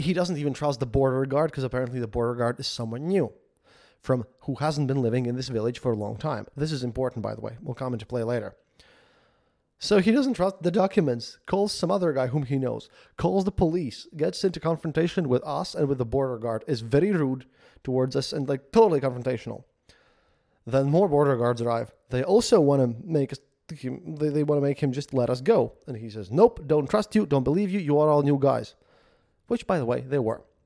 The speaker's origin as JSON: {"language": "English", "country": "Latvia", "said": "I'm from Latvia"}